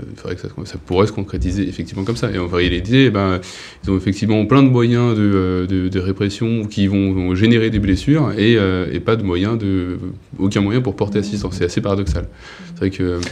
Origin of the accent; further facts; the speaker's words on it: Paris, Île-de-France, France; now in Charente-Maritime, France; je suis né à Paris, j'ai grandi, j'habite en Charente-Maritime désormais